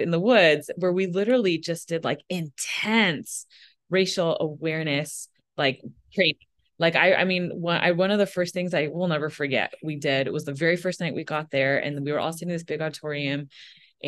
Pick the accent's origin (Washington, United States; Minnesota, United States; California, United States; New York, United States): Minnesota, United States; moved away; I was born in Minnesota